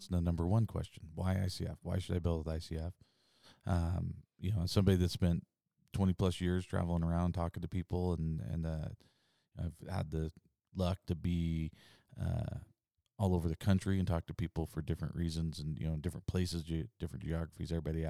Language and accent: English; Idaho, United States; because we're from Idaho and that's what it feels like